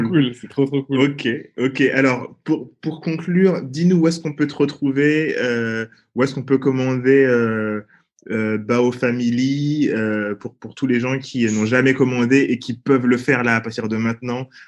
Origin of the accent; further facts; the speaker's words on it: Paris, Île-de-France, France; Nous avec Bacon, on a grandi dans le 13e arrondissement de Paris.